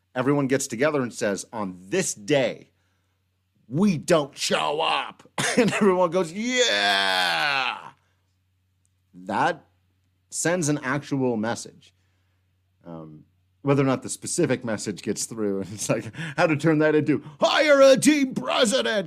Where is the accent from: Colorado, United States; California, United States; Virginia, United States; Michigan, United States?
Colorado, United States; Western Slope; now in Denver, United States; growing up on the Western Slope